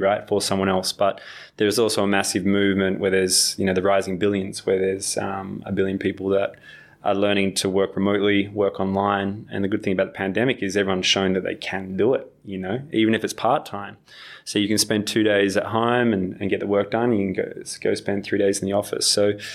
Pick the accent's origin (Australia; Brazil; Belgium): Australia; I'm still an Australian at heart